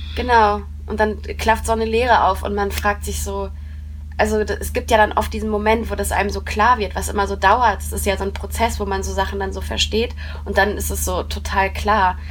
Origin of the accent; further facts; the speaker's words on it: Coesfeld, North Rhine-Westphalia, Germany; born or raised there; also born or lived in Haltern am See